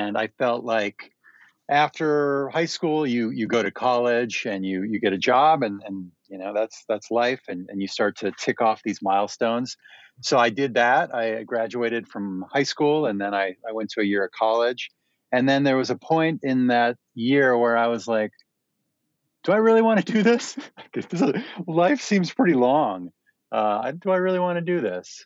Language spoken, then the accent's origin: English; Minnesota, United States; moved away as an adult; I grew up in Minnesota, which is the very center of the United States, like on the northern side.